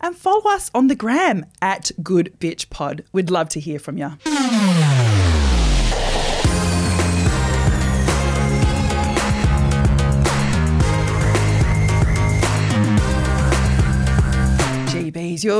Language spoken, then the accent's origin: English; Perth, Western Australia, Australia; growing up in Perth